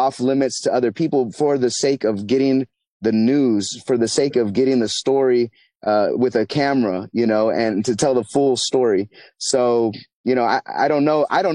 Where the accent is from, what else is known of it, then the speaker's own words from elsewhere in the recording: United States; I'm an American